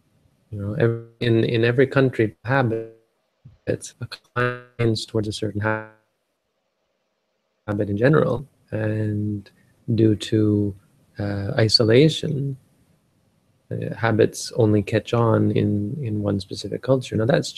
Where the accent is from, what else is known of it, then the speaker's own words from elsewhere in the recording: Canada; Like we are, I am Canadian.